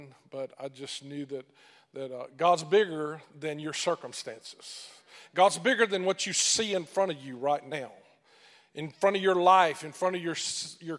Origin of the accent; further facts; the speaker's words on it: Mississippi, United States; accent: great thick accent; moved away as an adult; also born or lived in Sri Lanka; I'm originally from Mississippi